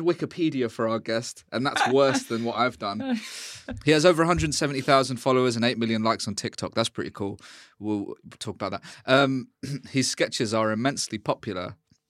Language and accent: English; London, United Kingdom; born or raised there